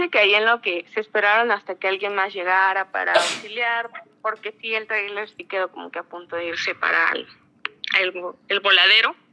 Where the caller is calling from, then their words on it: Puebla, Mexico; De, Puebla.